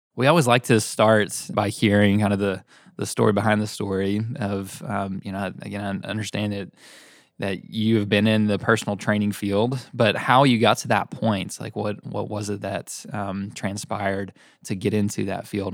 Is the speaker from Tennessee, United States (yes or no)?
yes; Knoxville, Tennessee, United States; also born or lived in Chattanooga; I grew up here in Knoxville